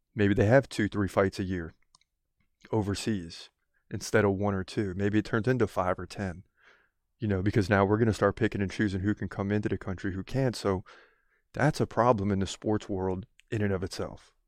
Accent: United States; I'm American

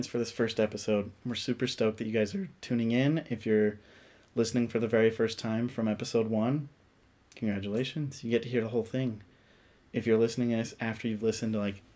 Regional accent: South Jordan, Utah, United States; I'm from South Jordan, Utah

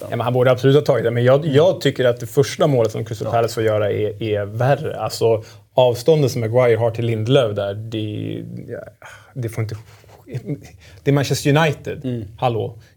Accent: outside Stockholm, Stockholm County, Sweden; born or raised there; also born or lived in Germany

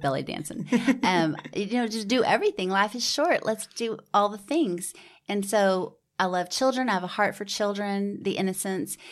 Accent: Houston, Texas, United States; also born or lived in Georgia / New York / New Braunfels, Texas; raised in Houston

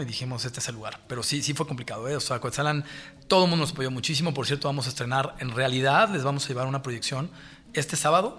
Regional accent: Mexico City, Mexico; yo crecí, yo crecí en México, nací en México

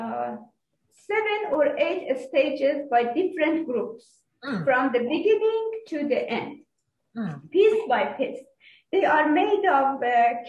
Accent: Iran; moved away as an adult; now in Abu Dhabi, United Arab Emirates; from Iran, and I lived

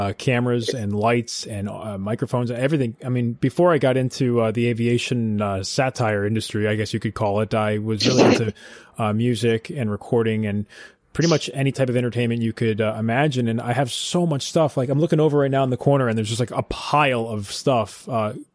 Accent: Albany, New York, United States; I grew up in Albany, New York

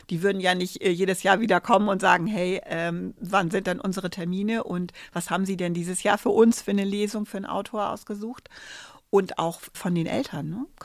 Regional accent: Bavaria, Germany; Ich komme aus Bayern. Da war das alles ganz anders.

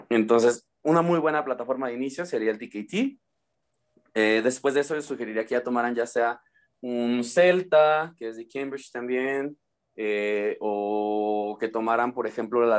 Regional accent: Uruapan, Michoacán, Mexico; por cuestiones personales necesitaba regresar a, mi ciudad natal, eh, por cuestiones de salud también.

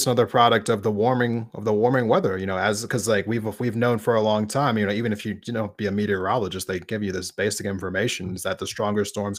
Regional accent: outside of Philadelphia, Pennsylvania, United States; moved away; I grew up right outside of Philadelphia.

